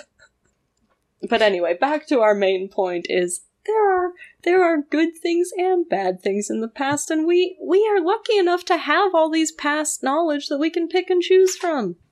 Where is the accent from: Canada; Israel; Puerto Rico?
Canada; I grew up in Canada